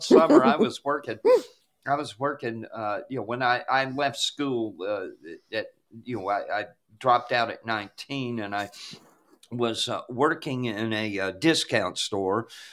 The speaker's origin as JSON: {"language": "English", "area": "Douglas County", "region": "Georgia", "country": "United States", "tie": "born or raised there", "said": "I grew up in Douglas County, which suburb"}